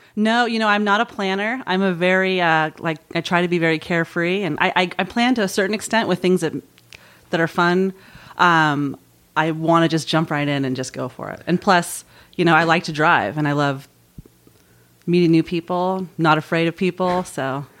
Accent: Marin, California, United States; also born or lived in San Francisco; San Francisco for me, that's where I was born, and I was raised in Marin, and I've never lived an hour from San Francisco

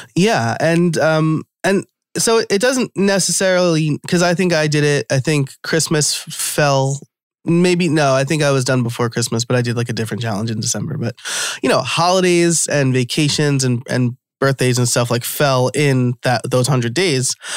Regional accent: New York, United States; I'm from New York

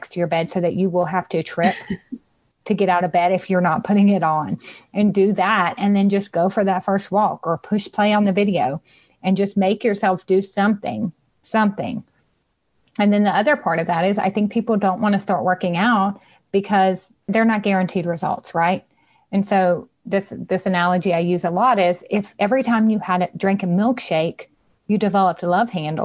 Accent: Louisiana, United States; I'm from Louisiana

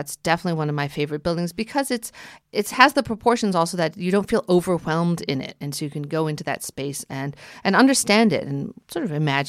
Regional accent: New York City, New York, United States; now in New Jersey, United States; yes, I do live in New Jersey, but I'm a New Yorker.

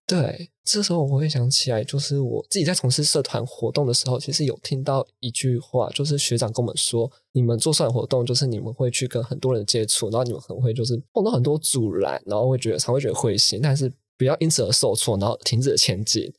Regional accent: Taichung, Taiwan; 我自己本身我是台中西屯区长大的

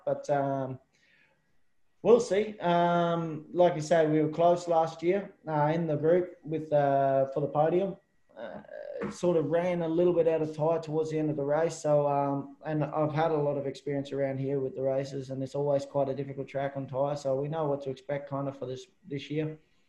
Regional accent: Australia; being an Aussie over here all my life, all my career basically, is you're always outnumbered.

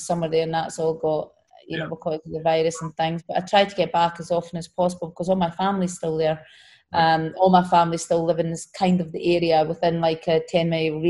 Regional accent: Scotland, United Kingdom; moved away; in Scotland, so in my home country

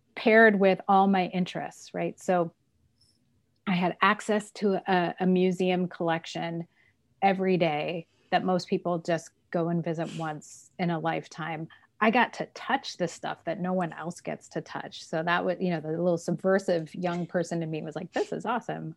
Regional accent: Southern California, United States; also born or lived in Fort Collins, Colorado / Kenya; I consider myself basically a Southern California person

